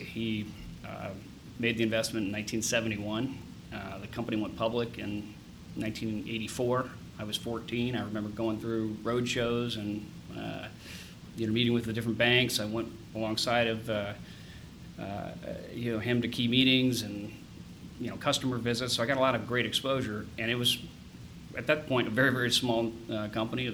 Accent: Upper Arlington, Ohio, United States; also born or lived in Dublin, Ohio / Boston; Born here in Columbus. I grew up in Upper Arlington until I was probably 16

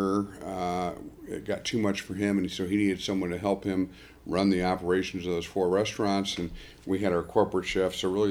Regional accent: Arlington, United States; I grew up in Arlington, and Arlington's a very affluent community.

